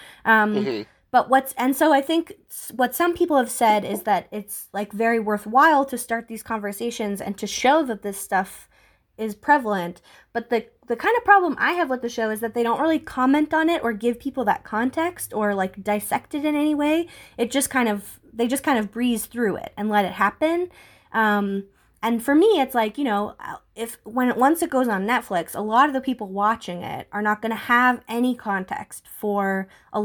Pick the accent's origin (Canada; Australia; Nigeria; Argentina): Canada; I'm white, I'm from Canada